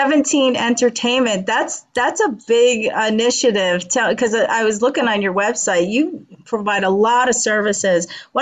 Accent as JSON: {"language": "English", "region": "New York", "country": "United States", "tie": "born or raised there", "said": "I grew up in New York."}